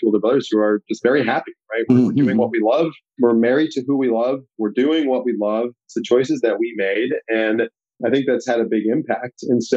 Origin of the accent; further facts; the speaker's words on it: Darien, Illinois, United States; moved away as an adult; also born or lived in England / Kerala, India; now in Bethesda, Maryland, United States; I was born in England in the UK, lived there till I was about 7 years old, then moved from there to Chicago, then the southwest suburbs of Chicago, actually called Darien.